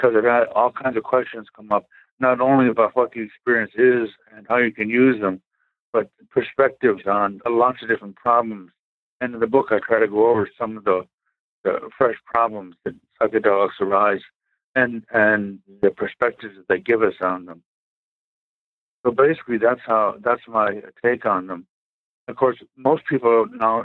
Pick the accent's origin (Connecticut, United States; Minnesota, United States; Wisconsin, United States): Connecticut, United States; Storrs; also born or lived in Syracuse, New York; I was born in Syracuse, New York in 1938, and then moved to Connecticut in 1946. And basically, I consider Storrs, Connecticut my home.